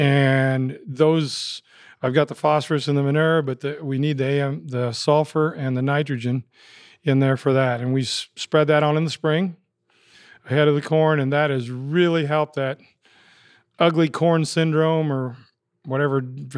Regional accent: Highland Township, Iowa, United States; We grew up out in Highland Township.

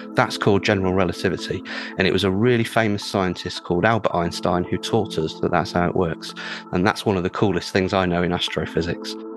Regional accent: United Kingdom; an astrophysicist from the UK

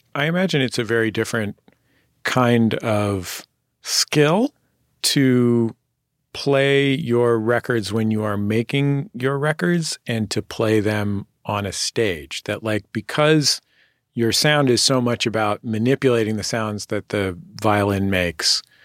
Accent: San Francisco, California, United States; moved away; I'm from San Francisco

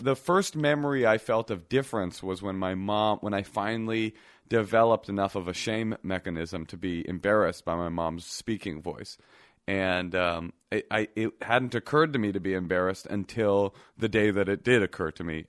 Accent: Oakland, California, United States; also born or lived in Brooklyn; I was coming straight from Oakland. I was this little boy who was super California

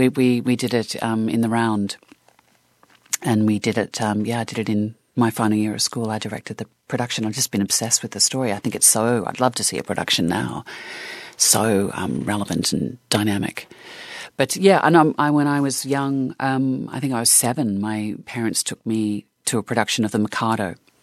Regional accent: Australia; I mean, you think about the Australian film industry in the 70s and 80s, and my God, was it dynamic.

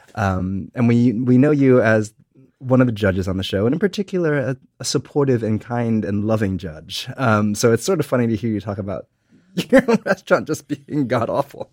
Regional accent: United States; I watch it as an American.

